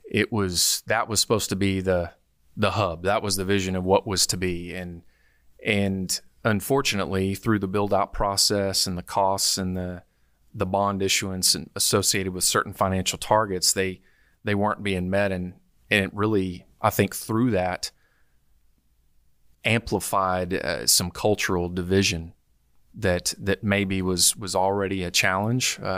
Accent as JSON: {"language": "English", "region": "Arkansas", "country": "United States", "tie": "born or raised there", "said": "It was a great childhood. I'd say I, I grew up on Lake Number Three or close"}